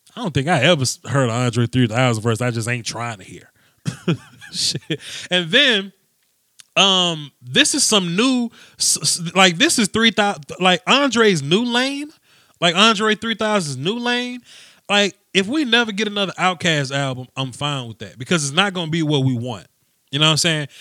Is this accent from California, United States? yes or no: no; Mississippi, United States; also born or lived in Houston; now in Dallas, United States; I'm from Mississippi